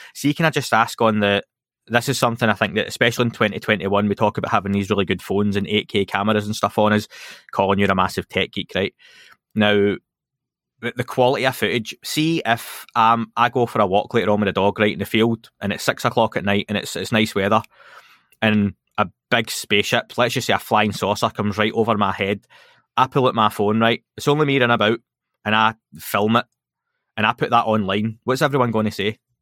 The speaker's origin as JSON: {"language": "English", "region": "Scotland", "country": "United Kingdom", "said": "being Scottish"}